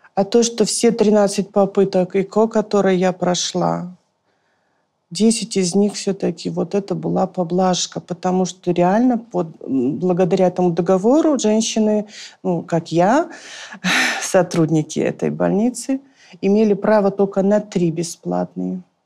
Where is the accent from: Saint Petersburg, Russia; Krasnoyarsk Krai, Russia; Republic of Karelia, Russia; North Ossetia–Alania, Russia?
North Ossetia–Alania, Russia; Vladikavkaz; moved away as an adult; also born or lived in Moscow; Я сама из Осетии, из Владикавказа